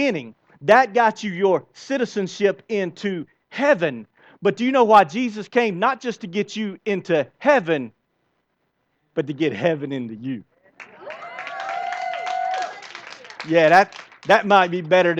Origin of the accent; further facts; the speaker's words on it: United States; I love the country that I am born in, the United States of America